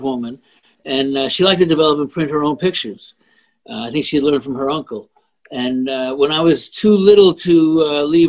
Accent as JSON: {"language": "English", "region": "New York", "country": "United States", "said": "I am a New Yorker"}